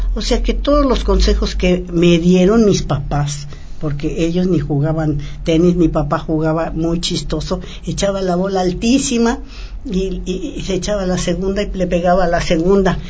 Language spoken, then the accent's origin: Spanish; Mexico